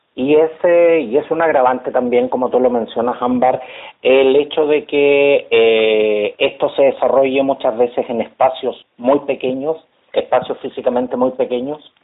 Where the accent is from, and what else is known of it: Chile